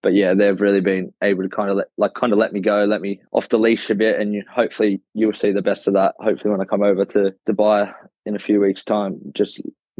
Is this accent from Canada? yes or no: no; Australia; now in England; I come across from Australia with an English passport and I played a bit of club cricket